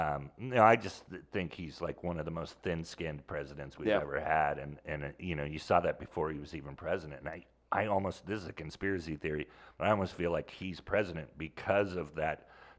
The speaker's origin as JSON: {"language": "English", "town": "Sonoma", "region": "California", "country": "United States", "tie": "born or raised there", "said": "Sonoma, California."}